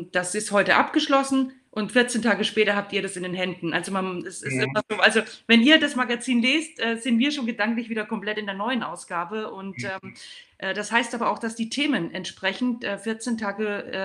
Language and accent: German; Würzburg, Bavaria, Germany; und herzliche Grüße in meine Heimat an Christoph Unkel nach Würzburg.